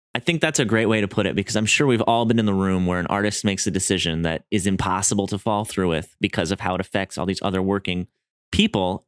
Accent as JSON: {"language": "English", "region": "Wisconsin", "country": "United States", "also_born_or_lived": "San Diego", "moved": "as an adult", "said": "I'm from Wisconsin, so I moved"}